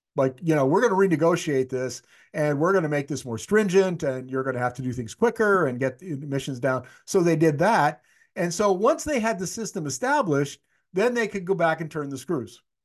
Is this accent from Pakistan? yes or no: no; Canada; moved away; my hometown, which is eleven hundred kilometers north of Winnipeg, it's way up north